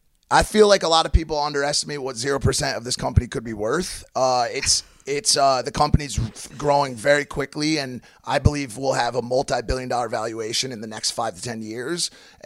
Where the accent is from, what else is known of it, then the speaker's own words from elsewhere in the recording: Connecticut, United States; I grew up in Connecticut, not far from Bristol